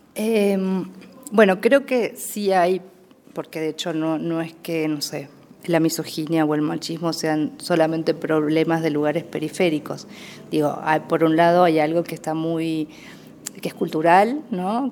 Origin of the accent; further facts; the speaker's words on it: Entre Ríos, Argentina; also born or lived in Paraná; nací en un pueblo de una eh, provincia que se llama Entre Ríos